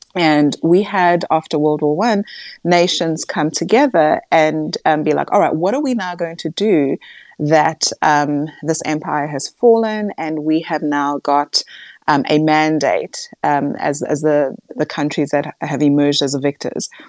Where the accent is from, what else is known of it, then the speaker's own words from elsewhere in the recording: South Africa; as a South African